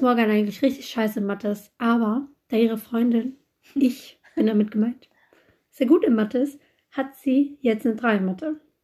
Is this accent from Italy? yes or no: yes; Italy; ich komme aus Italien. Meine Eltern sind Italiener.